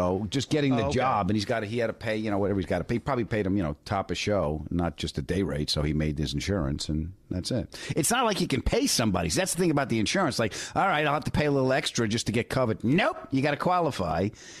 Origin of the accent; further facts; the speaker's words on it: Detroit, Michigan, United States; I'm from Detroit.